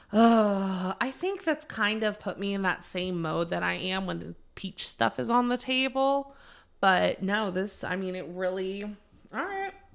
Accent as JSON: {"language": "English", "region": "North Carolina", "country": "United States", "tie": "born or raised there", "also_born_or_lived": "Maryland", "said": "I was born in Maryland. I have spent my entire adult life, starting from, like, eleven year old, eleven years old to now in North Carolina."}